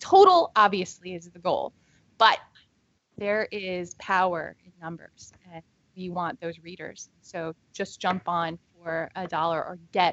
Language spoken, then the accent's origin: English; Columbus, Ohio, United States; now in Baltimore, United States; I'm from Columbus, Ohio. We live in Baltimore, Maryland now